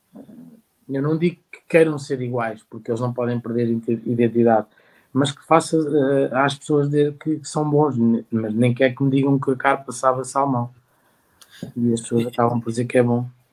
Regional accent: Santarém, Santarém District, Portugal; Eu nasci, no, nasci em Santarém e à beira-rio

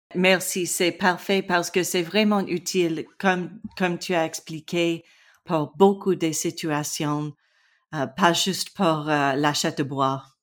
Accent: British Columbia, Canada; French is a second language; je viens de la Colombie-Britannique

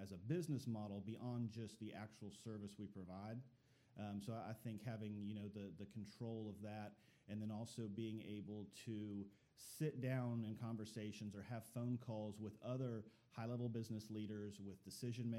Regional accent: Northeast Ohio, United States; moved away as an adult; also born or lived in Chattanooga, Tennessee; now in Dalton, United States; I'm actually from Northeast Ohio, grew up on farmland

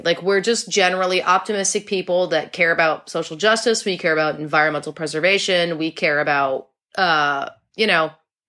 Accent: New England, United States; Will and I are both like true and true New Englanders.

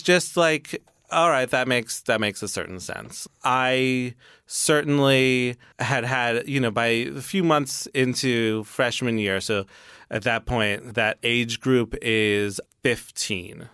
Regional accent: New York City, New York, United States; born and raised in New York City

